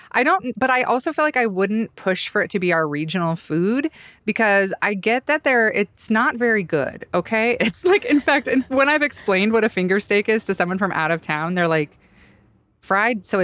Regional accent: Idaho, United States; we all grew up here. We've all spent a lot of time in Idaho.

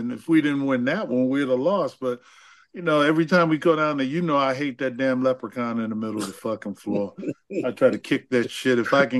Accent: Hartford, Connecticut, United States; I was from Hartford, Connecticut.

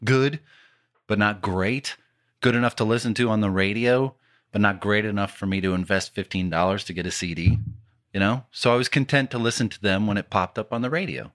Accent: Detroit, Michigan, United States; growing up in the Metro Detroit area

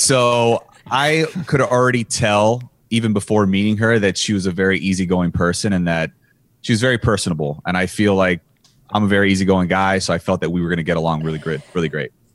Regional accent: Miami, Florida, United States; I was from Miami.

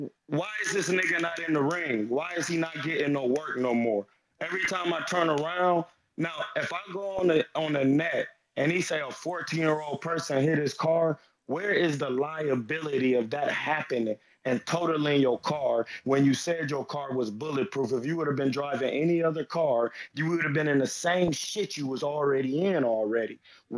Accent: Akron, Ohio, United States; I'm from Akron, Ohio.

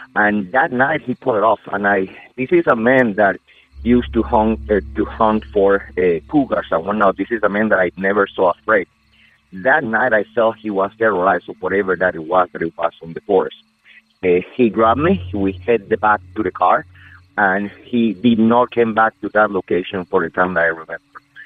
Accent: Amazonas, Venezuela; English is a second language; moved away as an adult; now in United States; I'm originally from Venezuela in South America, by by the Amazon between Brazil and Colombia. I live in the States since around 15 years ago

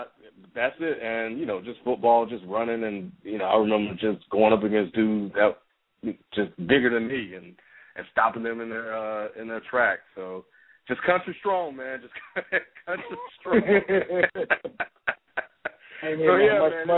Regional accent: the South, United States; I grew up in the South

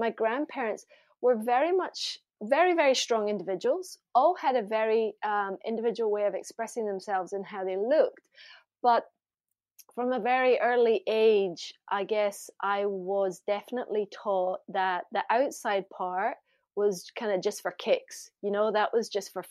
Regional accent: Glasgow, Scotland, United Kingdom; moved away; I grew up in Glasgow

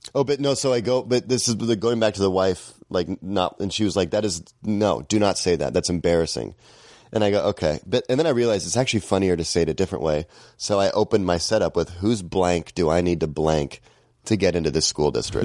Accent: Seattle, Washington, United States; moved away as an adult; now in Glendale, United States; I'm from Seattle

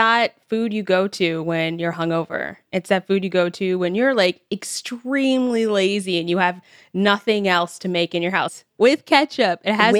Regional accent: Canada; I'm Canadian.

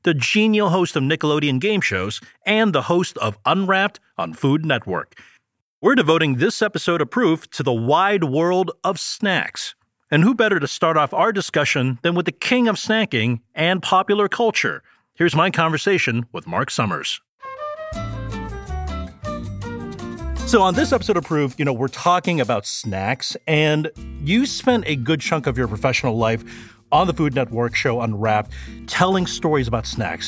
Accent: Toronto, Ontario, Canada; I grew up in Toronto, so I have Canadian citizenship.

